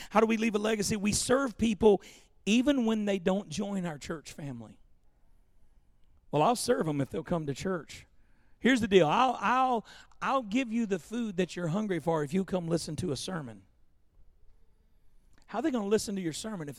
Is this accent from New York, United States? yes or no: no; Louisiana, United States; growing up in Louisiana in the 70s and 80s